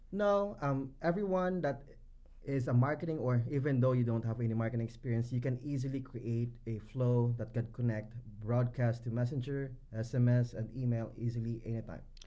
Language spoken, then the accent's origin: English; Philippines; I am from the Philippines.